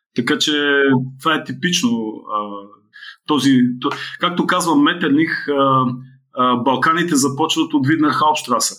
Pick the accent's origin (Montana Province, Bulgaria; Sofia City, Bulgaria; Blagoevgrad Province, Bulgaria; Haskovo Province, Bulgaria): Blagoevgrad Province, Bulgaria; Blagoevgrad; в родния ми град, в Бългоград